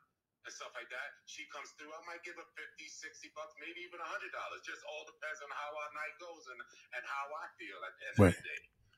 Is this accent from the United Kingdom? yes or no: no; New York, United States; I'm from New York. I'm originally from New York.